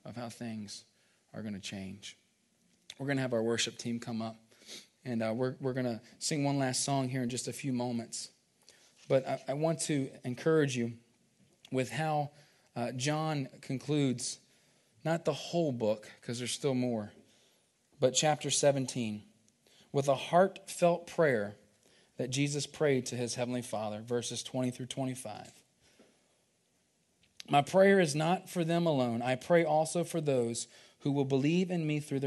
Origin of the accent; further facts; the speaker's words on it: Virginia, United States; growing up, we grew up in Virginia